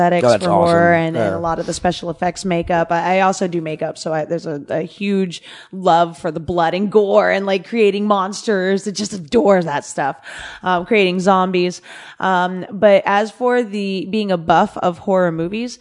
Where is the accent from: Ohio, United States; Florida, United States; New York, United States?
Florida, United States; West Palm Beach; moved away as an adult; now in California, United States; I grew up in Florida